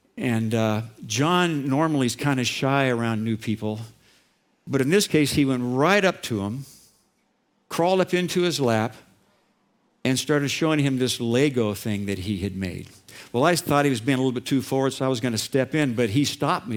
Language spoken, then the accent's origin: English; Orange County, California, United States; I grew up in Orange County and kind of a modest home.